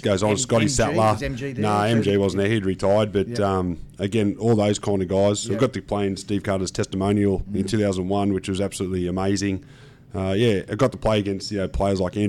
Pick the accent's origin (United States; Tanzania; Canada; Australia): Australia; Sydney, New South Wales; I grew up in Doonside